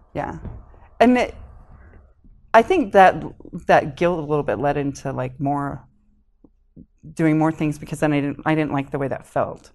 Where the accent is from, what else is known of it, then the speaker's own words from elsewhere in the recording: Springville, Utah, United States; also born or lived in Connecticut / Hawaii / Salem, Utah; we moved to Springville when I started kindergarten.